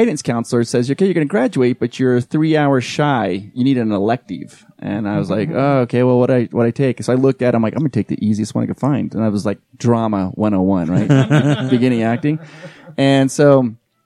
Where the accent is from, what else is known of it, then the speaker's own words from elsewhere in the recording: Holladay, Utah, United States; also born or lived in Philadelphia / New York / Southern California; I lived in the Holiday area growing up.